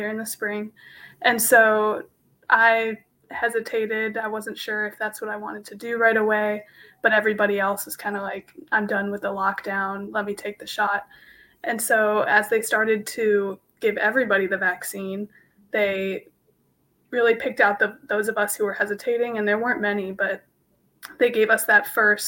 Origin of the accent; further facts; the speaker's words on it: Phoenix, Arizona, United States; I'm from Phoenix, Arizona